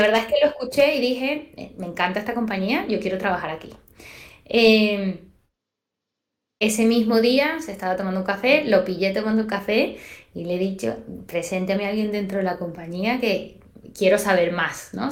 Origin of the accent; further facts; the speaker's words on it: Venezuela; moved away as an adult; now in Spain; yo soy venezolana, posiblemente lo notaste ya en el acento. Tengo siete años acá